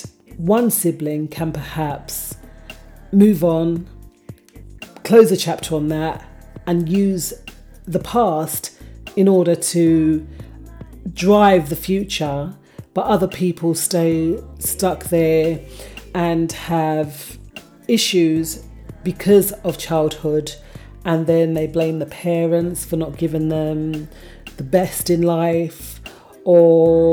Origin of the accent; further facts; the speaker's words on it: London, United Kingdom; I grew up in Hackney